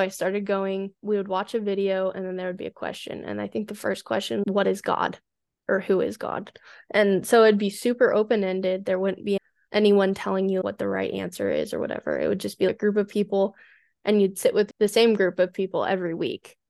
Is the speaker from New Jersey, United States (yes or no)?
no; Colorado, United States; moved away as an adult; also born or lived in San Diego, California; I moved back home to Colorado over the summer